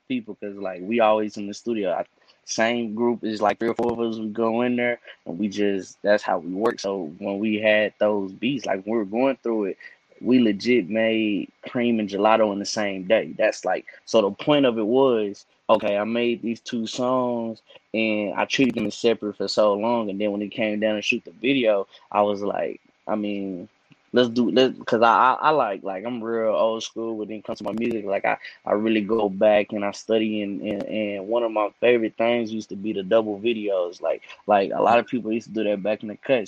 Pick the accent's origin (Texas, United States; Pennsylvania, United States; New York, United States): Texas, United States; Cedar Hill; I'm from City Hill. It's outside of Dallas, but definitely from City Hill, Texas